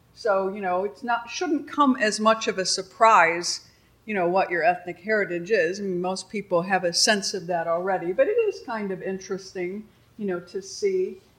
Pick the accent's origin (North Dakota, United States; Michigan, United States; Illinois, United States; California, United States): Illinois, United States; Chicago; I'm, I'm from Chicago